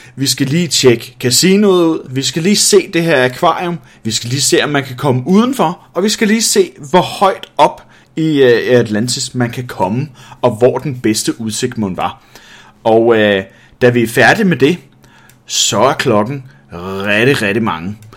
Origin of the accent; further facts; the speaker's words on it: Denmark; jeg som dansker